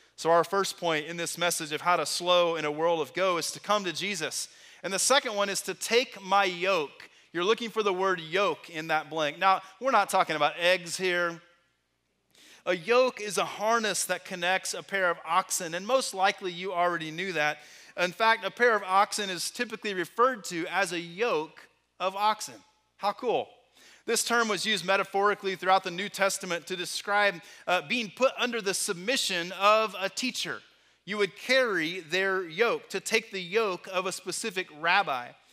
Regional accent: Texas, United States; Growing up in Texas

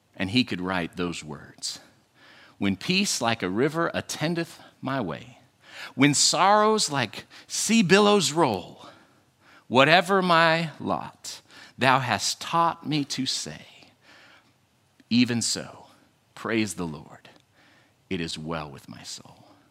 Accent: Western United States, United States; I grew up in the Western United States

